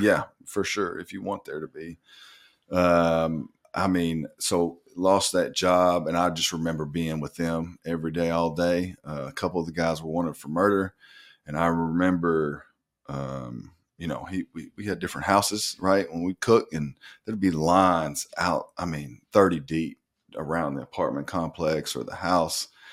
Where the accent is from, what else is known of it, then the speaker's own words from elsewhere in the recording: North Little Rock, Arkansas, United States; moved away as an adult; also born or lived in Florida / Michigan / Cuba; I'm from Northern Rock, Arkansas, uh, born and raised.